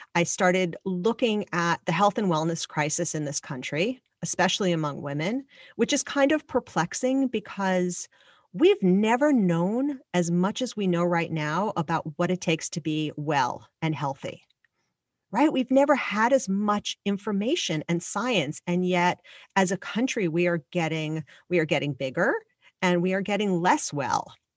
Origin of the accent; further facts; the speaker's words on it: Long Island, New York, United States; I grew up on Long Island